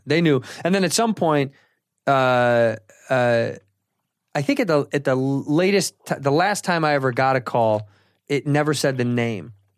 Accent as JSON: {"language": "English", "town": "Chicago", "region": "Illinois", "country": "United States", "tie": "born or raised there", "said": "in the city until I was, uh, nine, and then we moved to the western suburbs"}